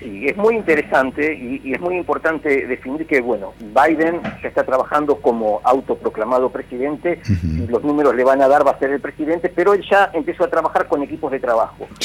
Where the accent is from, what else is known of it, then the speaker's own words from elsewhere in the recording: Argentina; nosotros tenemos como Argentina, como país